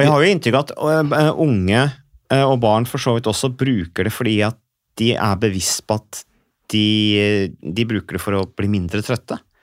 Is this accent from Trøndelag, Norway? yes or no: no; Vikersund, Buskerud, Norway; jeg kommer fra Vikersund, Modum kommune.